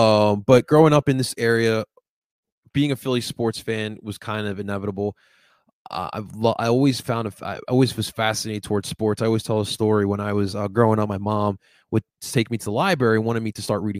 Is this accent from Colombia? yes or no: yes; Colombia; Growing up in Colombia, my family would always get me into soccer.